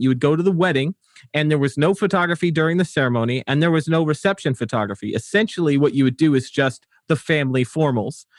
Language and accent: English; Wolverhampton, West Midlands, United Kingdom; now in United States; I was born in Wolverhampton. Uh, that's, that's where I hail from.